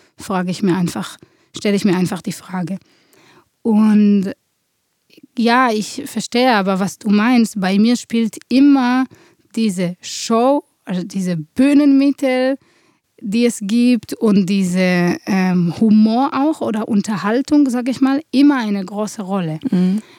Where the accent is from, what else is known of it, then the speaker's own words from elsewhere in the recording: Israel; moved away as an adult; now in Germany; Ich komme aus Israel. Ich bin geboren in einer Kriegssituation und bin so aufgewachsen